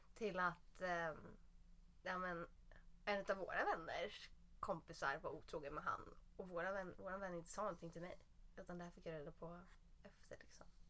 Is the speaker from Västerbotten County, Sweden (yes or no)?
no; south of Södermalm, Stockholm County, Sweden; man är ju uppvuxen söder om söder